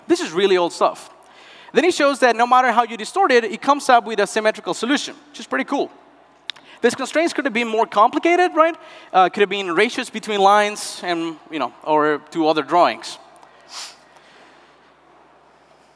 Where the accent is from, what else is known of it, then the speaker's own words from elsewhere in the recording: Northwest Argentina, Argentina; moved away; Around 10 years ago, I left my hometown in the heart of the northwest of Argentina